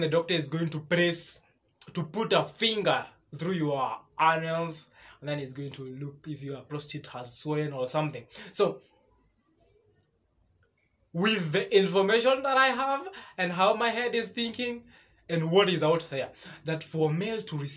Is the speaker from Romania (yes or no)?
no; Kenya; I'm a Kenyan. Yes, that is true. I am a full Kenyan